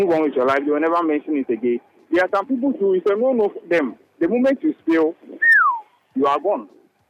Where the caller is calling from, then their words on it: Atomic, Greater Accra, Ghana; I'm currently at Atomic.